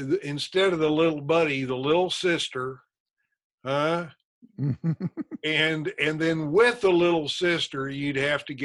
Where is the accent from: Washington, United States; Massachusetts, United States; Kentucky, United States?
Kentucky, United States; I am from Kentucky